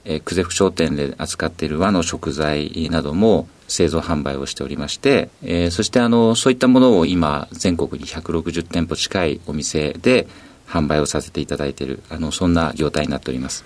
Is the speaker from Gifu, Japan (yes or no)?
no; Nagano, Japan; 長野県の長野市になります